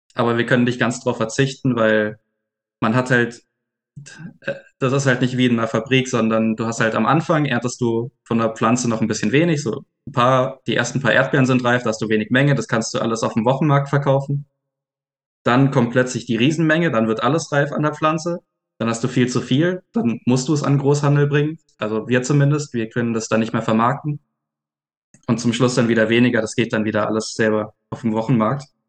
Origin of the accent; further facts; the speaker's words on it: Swabia, Germany; ich komme aus dem Schwäbischen